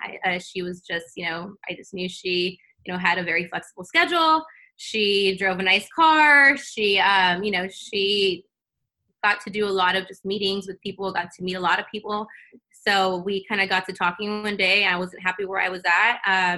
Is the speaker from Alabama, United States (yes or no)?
no; El Centro, California, United States; moved away as an adult; now in San Diego, United States; I'm originally from Imperial Valley, El Centro, small town.